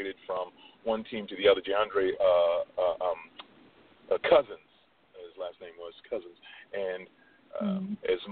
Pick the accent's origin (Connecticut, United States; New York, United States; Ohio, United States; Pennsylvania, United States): New York, United States; New York City; I'm born and bred in New York, Brooklyn, New York